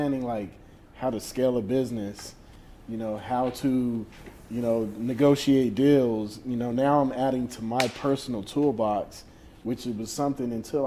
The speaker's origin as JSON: {"language": "English", "town": "New Orleans", "region": "Louisiana", "country": "United States", "tie": "born or raised there", "said": "growing up in New Orleans"}